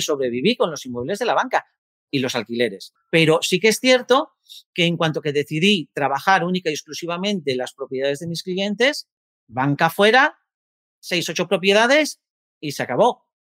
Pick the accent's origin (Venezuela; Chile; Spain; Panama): Spain; Gijón, Asturias; yo soy de Gijón, Asturias, una tierra maravillosa